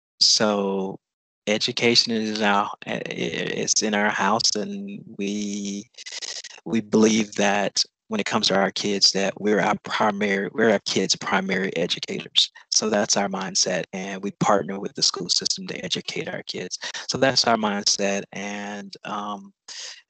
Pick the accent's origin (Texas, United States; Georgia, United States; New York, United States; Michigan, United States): Georgia, United States; Augusta; I am from the Augusta area